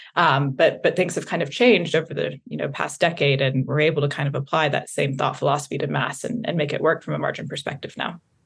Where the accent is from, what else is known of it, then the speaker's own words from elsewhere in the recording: the South, United States; I grew up in the South